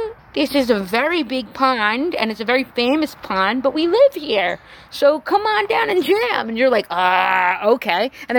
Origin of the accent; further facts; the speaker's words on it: New York, United States; now in Austin, United States; growing up in New York